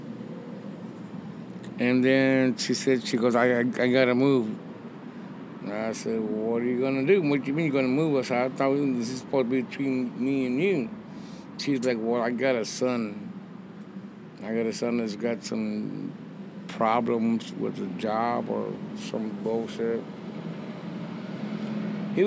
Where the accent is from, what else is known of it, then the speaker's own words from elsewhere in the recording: West Texas, United States; moved away as an adult; also born or lived in Austin, Texas; now in Mexico; Born and raised in West Texas, and I settled in Austin